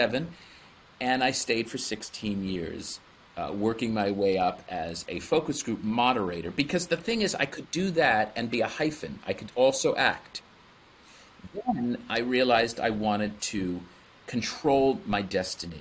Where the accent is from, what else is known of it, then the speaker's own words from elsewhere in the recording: East Brunswick, New Jersey, United States; I started my own business, a dance and acting studio in my hometown of East Brunswick, New Jersey